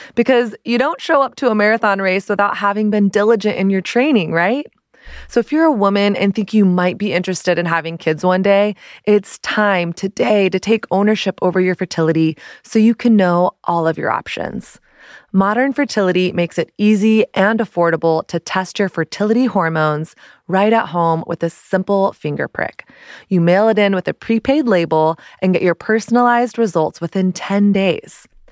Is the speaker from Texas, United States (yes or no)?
yes; Dallas, Texas, United States; moved away as an adult; also born or lived in San Diego / Brooklyn; now in New York, United States; I grew up in Dallas, went to college in Dallas, my college was twenty minutes from home.